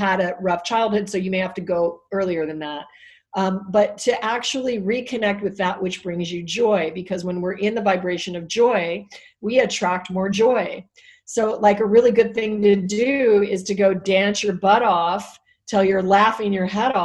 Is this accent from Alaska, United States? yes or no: yes; Alaska, United States; I was raised in Alaska, so I'm not a city, not a big city girl